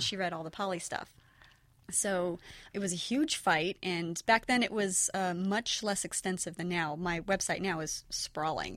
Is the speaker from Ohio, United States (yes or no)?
no; near San Francisco, California, United States; I grew up near San Francisco